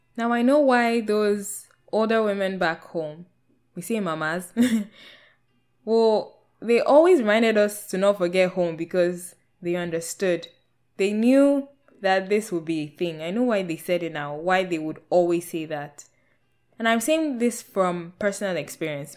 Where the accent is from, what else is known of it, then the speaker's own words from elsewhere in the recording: Nigeria; moved away as an adult; also born or lived in United Kingdom / Canada; the rejection of self I experienced as a Nigerian in Nigeria